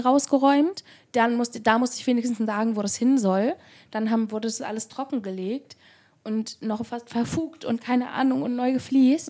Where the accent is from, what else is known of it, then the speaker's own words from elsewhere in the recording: Barmstedt, Schleswig-Holstein, Germany; now in Hamburg, Germany; in meiner Heimatstadt Barmstedt